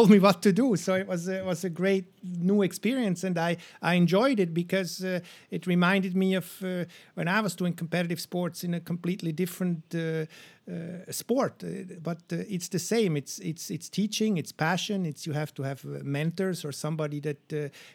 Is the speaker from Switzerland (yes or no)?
yes; Switzerland; growing up in Switzerland